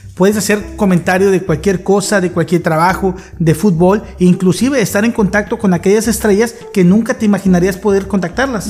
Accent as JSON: {"language": "Spanish", "country": "Mexico", "said": "como buen mexicano"}